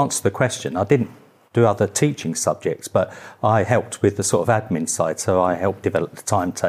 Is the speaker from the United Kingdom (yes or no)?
yes; London, United Kingdom; accent: Cockney; And originally I'm from Bethnal Green, so I'm a proper Cockney.